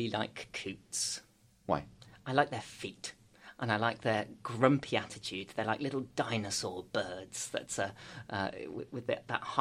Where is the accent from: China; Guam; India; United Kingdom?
United Kingdom; Birmingham, West Midlands; born or raised there